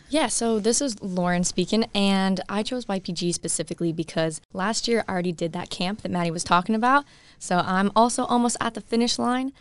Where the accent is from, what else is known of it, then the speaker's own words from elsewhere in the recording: Colorado, United States; I'm from Colorado and I still go to school